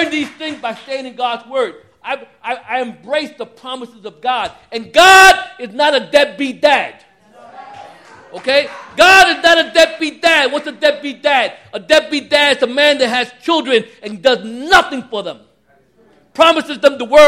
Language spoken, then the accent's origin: English; New York City, New York, United States; I'm from Brooklyn, Puerto Riqueño, Trigueño, Mulato